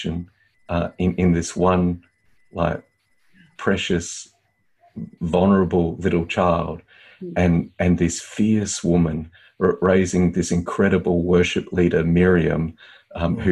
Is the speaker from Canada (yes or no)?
no; Australia